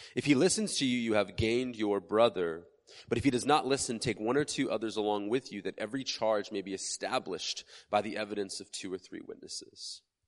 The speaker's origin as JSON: {"language": "English", "country": "United States"}